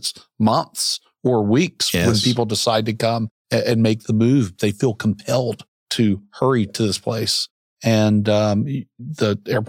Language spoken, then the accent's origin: English; Central Arkansas, United States; now in Bentonville, United States; I grew up in Central Arkansas and left for a long time, so I didn't come from Central Arkansas to here.